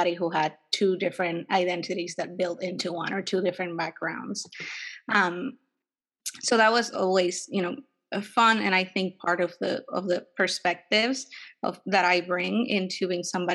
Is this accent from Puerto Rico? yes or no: yes; Puerto Rico; moved away as an adult; also born or lived in New York City; now in San Francisco Bay Area, United States; And I was born in Puerto Rico and raised there